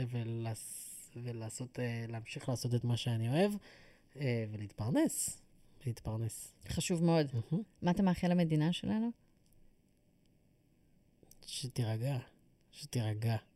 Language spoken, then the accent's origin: Hebrew; Ra'anana, Central District, Israel; אני חושב שכשגדלתי בתור ילד ברעננה, הבנתי בשלב מאוד מאוד מוקדם שאני צריך לאמץ את התרבות המקומית